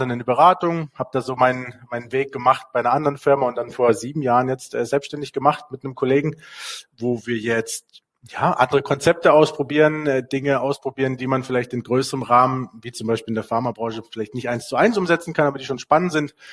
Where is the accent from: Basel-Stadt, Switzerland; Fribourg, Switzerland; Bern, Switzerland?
Basel-Stadt, Switzerland; Basel; also wenn du in Basel groß bist, also ich bin in der Gegend hier groß geworden, wenn du hier groß bist